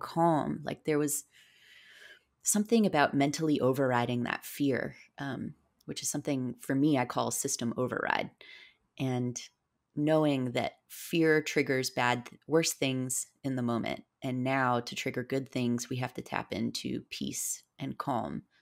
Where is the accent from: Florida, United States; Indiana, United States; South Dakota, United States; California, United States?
Florida, United States; South; I grew up in South Florida, and I grew up a lot in the Florida Keys